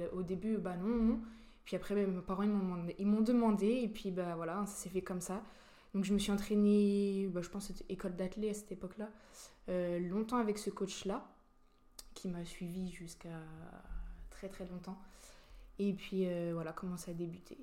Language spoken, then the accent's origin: French; La Roche-sur-Yon, Pays de la Loire, France; also born or lived in Rouen, France; now in Nancy, France; je suis née à Rouen. Et mes parents, ils ont déménagé, je crois que je devais avoir l'âge de 4 ans. Euh, en Vendée